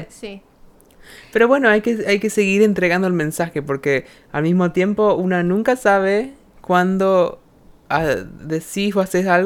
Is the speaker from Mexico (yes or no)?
no; Argentina; nuestra cultura argentina